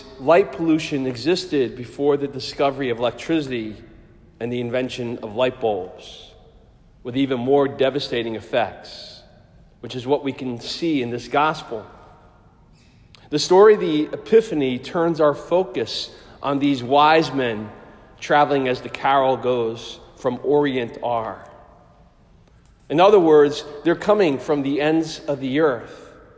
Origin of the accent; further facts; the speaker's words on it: New Jersey, United States; moved away as an adult; also born or lived in Pennsylvania; Having been born and raised in Jersey, but now in college in Pennsylvania